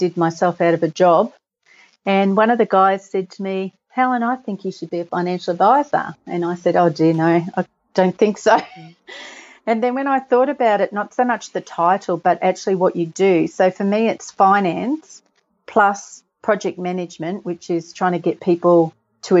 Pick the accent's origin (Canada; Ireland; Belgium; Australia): Australia; also born or lived in England; we moved from England when I was little, and we were in quite a good position back then. But then when we moved to Australia